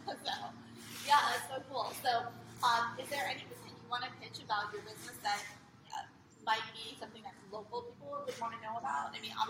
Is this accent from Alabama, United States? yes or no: no; New Jersey, United States; now in Costa Mesa, United States; And I'm from New Jersey.